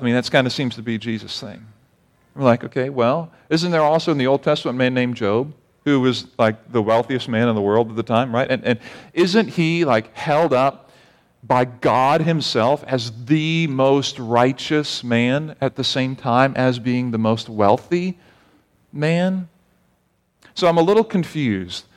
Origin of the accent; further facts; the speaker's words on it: United States; As an American